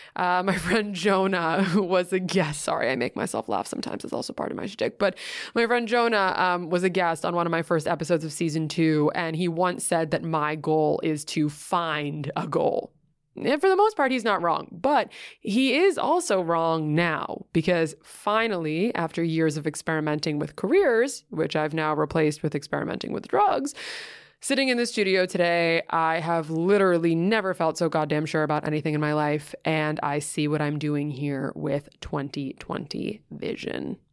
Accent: New York City, New York, United States; I grew up in Greenwich Village

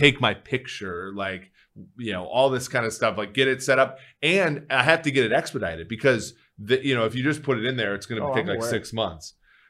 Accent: Saint Paul, Minnesota, United States; They're having one where I grew up in St. Paul, and then they're having one in Budapest

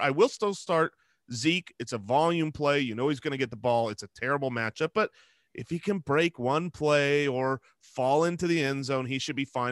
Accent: Arizona, United States; we're, we're from Arizona

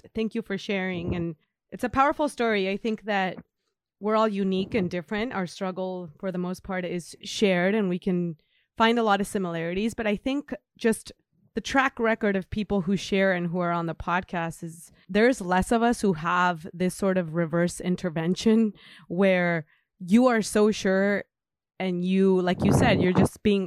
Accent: Mexico; now in United States; I'm from Mexico.

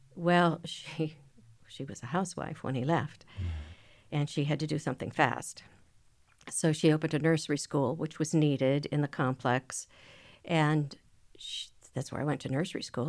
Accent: Minneapolis, Minnesota, United States; I grew up in Minneapolis.

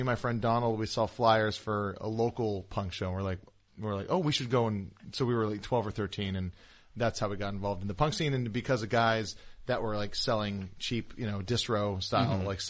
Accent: Kailua, Hawaii, United States; moved away as an adult; now in Los Angeles, United States; On Oahu, in Kamaki and Kailua.

